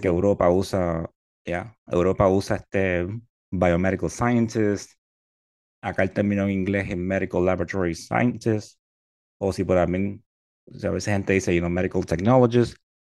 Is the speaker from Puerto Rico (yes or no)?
yes; Puerto Rico; moved away as an adult; now in Florida, United States; nacido y criado en Puerto Rico